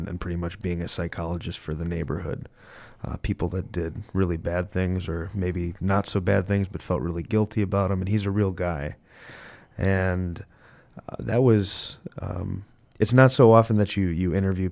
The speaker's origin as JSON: {"language": "English", "town": "Chicago", "region": "Illinois", "country": "United States", "tie": "born or raised there", "also_born_or_lived": "Bridgeport, Chicago", "said": "growing up in Midway after grammar school and going to high school at St. Lawrence"}